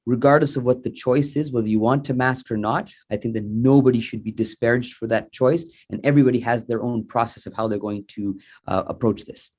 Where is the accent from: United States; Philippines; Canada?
Canada; Sarnia, Ontario; now in Mississauga, Canada; I'm originally from Sarnia